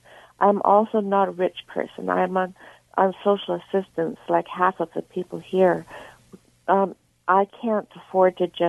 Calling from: Winnipeg, Manitoba, Canada

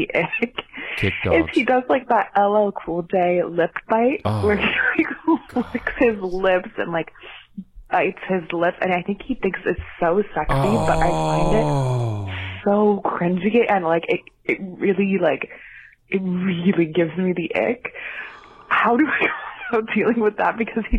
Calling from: Montreal, Quebec, Canada; I'm calling from Montreal, Canada.

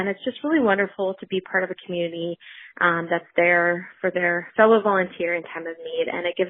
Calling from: Chicago, Illinois, United States; I'm calling from Chicago.

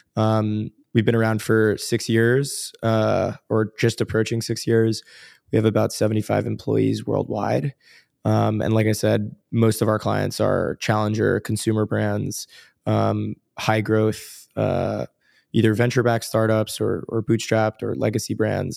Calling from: New York, United States; I'm calling in from New York, downtown New York. So, uh, in Tribeca right now.

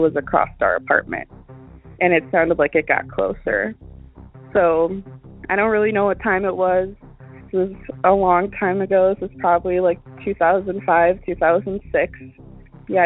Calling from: Wisconsin, United States; I'm calling from Wisconsin

